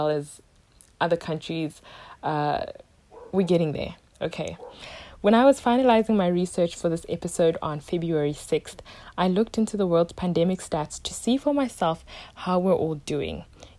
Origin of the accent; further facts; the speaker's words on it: South Africa; My home country, South Africa